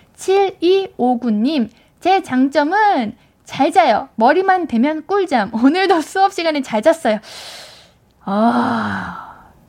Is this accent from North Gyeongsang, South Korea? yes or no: no; Suwon, Gyeonggi Province, South Korea; 저는 수원 쪽입니다.